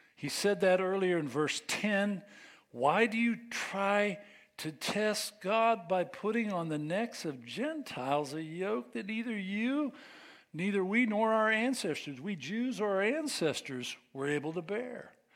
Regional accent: United States; We are American

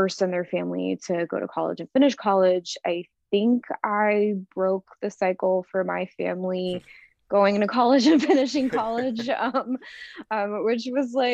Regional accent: Florida, United States; moved away as an adult; also born or lived in New York; When I graduated high school at 18, I moved to New York from Florida

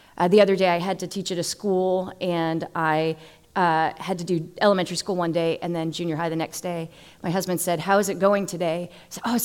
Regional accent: Massachusetts, United States; now in Florida, United States; I'm originally from Massachusetts

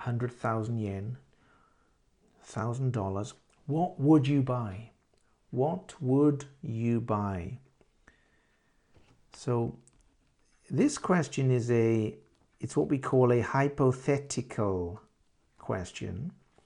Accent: London, United Kingdom; I am from London.

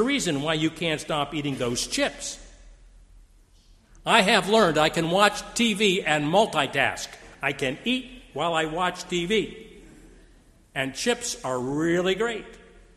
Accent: Steubenville, Ohio, United States; I grew up in Steubenville, Ohio, we lived across the street from a very conservative Jewish family

